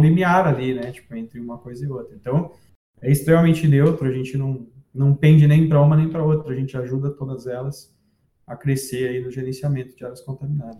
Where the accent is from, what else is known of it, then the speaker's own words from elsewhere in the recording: Santos, São Paulo, Brazil; moved away as an adult; also born or lived in Rio Claro; eu nasci em Santos e morei em Santos até eu, eu ir para a faculdade de geologia.